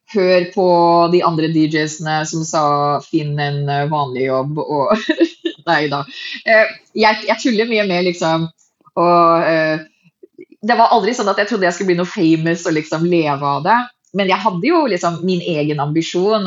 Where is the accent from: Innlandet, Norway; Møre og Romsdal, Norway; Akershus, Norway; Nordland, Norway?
Akershus, Norway; Hurdal; also born or lived in Fargo, North Dakota / Minnesota; Jeg er en middelklassejente fra Hurdal